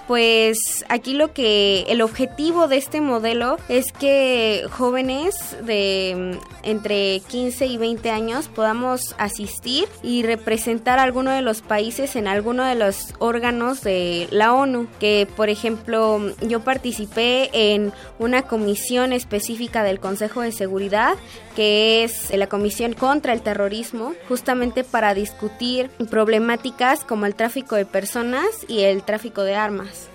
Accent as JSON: {"language": "Spanish", "region": "Mexico City", "country": "Mexico", "tie": "born or raised there", "said": "Yo nací aquí en la Ciudad de México el 28 de agosto del año 2000"}